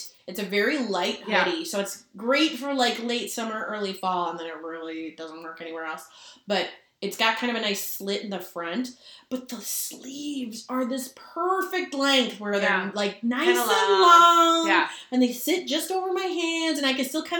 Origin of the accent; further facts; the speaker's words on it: Minnesota, United States; I'm from Minnesota and I'm wearing a Minnesota hoodie.